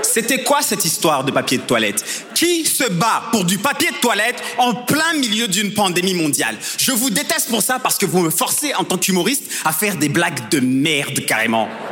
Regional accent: Rwanda; je viens du Rwanda

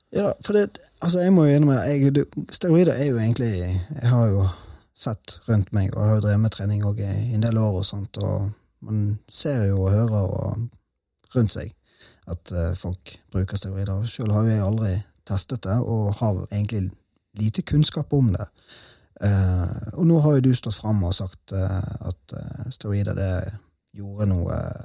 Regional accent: Bergen, Vestland, Norway; now in Sørlandet, Norway; Spesielt i Bergen, der jeg kommer fra

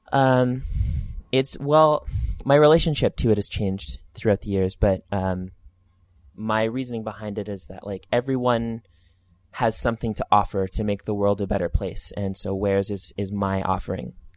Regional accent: Edmonton, Alberta, Canada; also born or lived in Alliston, Ontario; it's my hometown

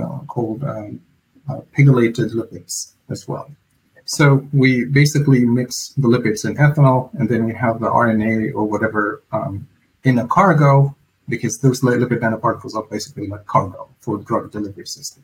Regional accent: Egypt; moved away as an adult; now in Virginia, United States; I was born and raised in Egypt, and then I moved to the U.S. about 15 years ago, and I stayed here in Virginia

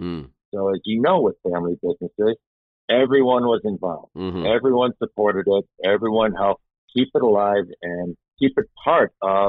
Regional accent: Chicago, Illinois, United States; accent: Chicago; So, Brian, my accent is a Chicago accent. Mm-hmm. I grew up in Chicago, working family.

